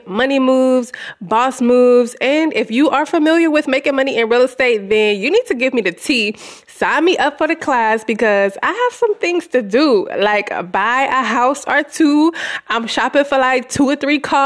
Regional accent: Louisiana, United States; moved away as an adult; also born or lived in Houston, Texas; I've been living in my hometown in Louisiana for the past year

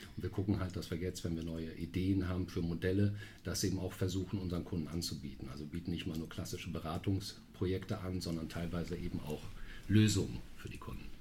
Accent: Münster, North Rhine-Westphalia, Germany; moved away as an adult; now in Düsseldorf, Germany; gebürtig aus Münster

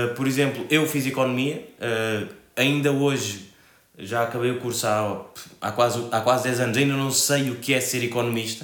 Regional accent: Cape Verde; also born or lived in Spain; now in Portugal; eu sou cabo-verdiano neste momento vivo em Portugal, já vivi em Espanha e em Cabo Verde

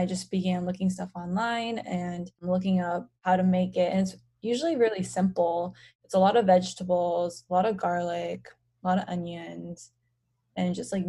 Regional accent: United States; So I'm Korean, and although I was born and raised in the United States, growing up, I mostly ate Korean food at home.

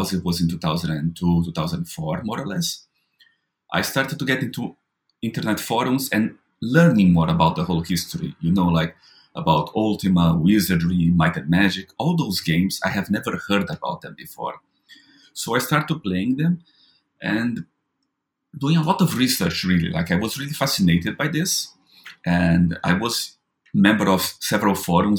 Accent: Brazil; as a Brazilian, when I was growing up in Brazil

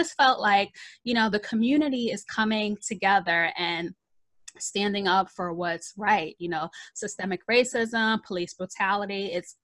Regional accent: New York City, New York, United States; now in Long Island, United States; I grew up in the Bronx

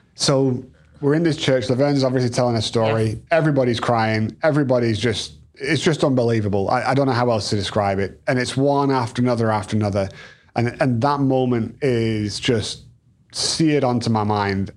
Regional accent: England, United Kingdom; now in United States; we're two English kids

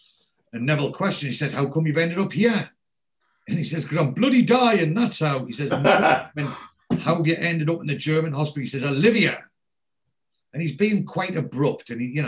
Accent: Geordie, North East England, United Kingdom; as a Geordie

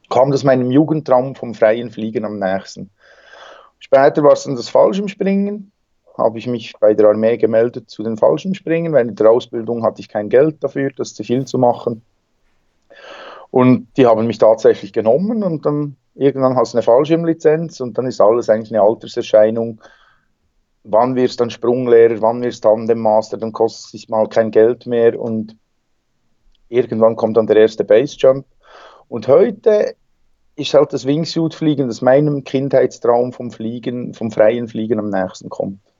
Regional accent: Bern, Switzerland; Ja, ich komme aus der Schweiz, aus dem Berner Seeland. Bin da am See aufgewachsen, geboren.

